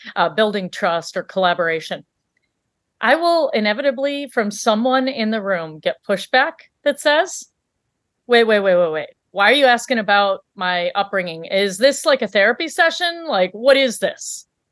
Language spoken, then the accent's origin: English; Michigan, United States; also born or lived in Africa; we grew up in Michigan